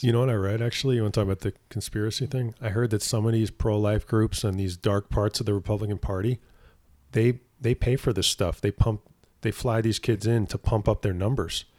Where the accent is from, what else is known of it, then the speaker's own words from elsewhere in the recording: East Coast, United States; moved away; I grew up on the East Coast